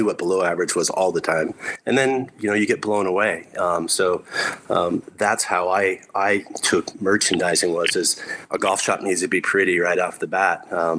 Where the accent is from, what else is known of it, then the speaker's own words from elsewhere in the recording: Texas, United States; But I grew up in South Texas playing military golf. Grew up in an Air Force family.